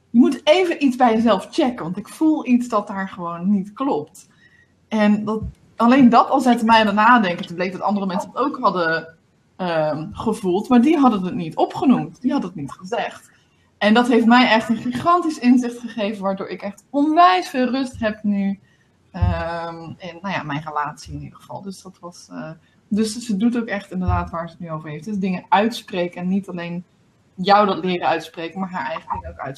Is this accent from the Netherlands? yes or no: yes; Limburg, Netherlands; ik, kom, ik kom uit Limburg, dat is mijn spraakgebrek.